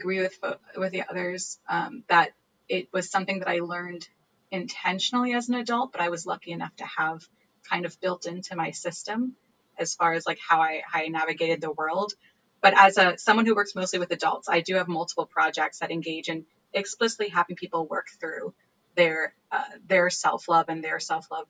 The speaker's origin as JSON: {"language": "English", "town": "New York City", "region": "New York", "country": "United States", "moved": "yes", "lives_now": "Bloomington, United States", "said": "I'm originally from New York City, and I'm currently living in Bloomington, Indiana"}